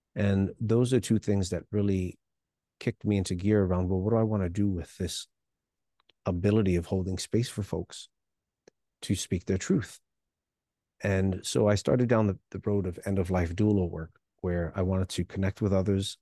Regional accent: New York City, New York, United States; also born or lived in Hialeah, Florida; born in Hialeah, Florida, but I grew up in New York City

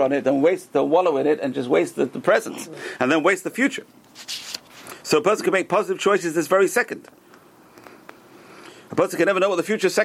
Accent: United States; also born or lived in Northeast United States; we're American. We're living in North America. We're living in Northeast

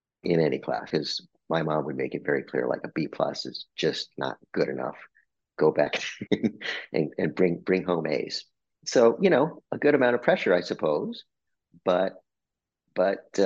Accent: Albuquerque, New Mexico, United States; moved away; I'm a Mexican-American kid from Albuquerque, New Mexico. I was born in New Mexico.

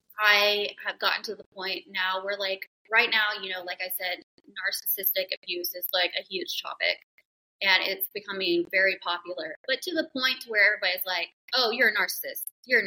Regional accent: the South, United States; I grew up in the South

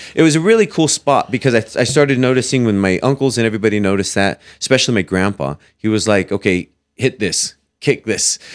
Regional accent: Fowler, California, United States; also born or lived in Fresno, California / Clovis, California; I grew up in Fowler

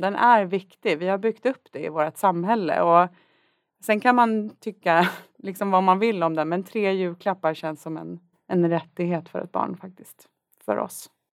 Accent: Värmdö, Stockholm County, Sweden; född och uppvuxen på Värmdö

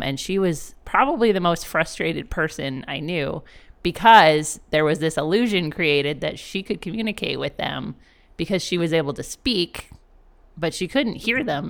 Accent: Canada; moved away; I am Canadian and I'm not black

